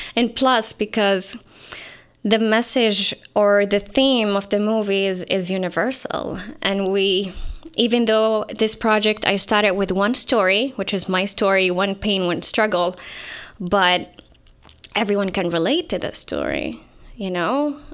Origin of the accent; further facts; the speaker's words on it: Saudi Arabia; moved away as an adult; now in San Jose, United States; I'm from Saudi Arabia.